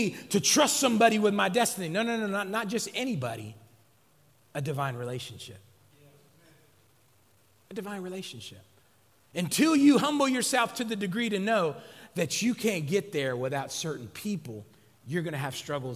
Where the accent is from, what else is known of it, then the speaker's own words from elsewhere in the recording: West Coast, United States; I'm from the West Coast.